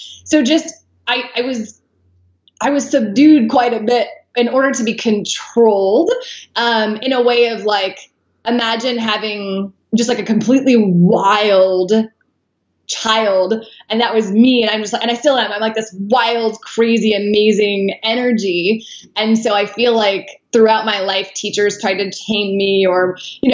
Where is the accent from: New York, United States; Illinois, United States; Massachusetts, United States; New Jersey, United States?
Illinois, United States; right outside of Chicago; I grew up right outside of Chicago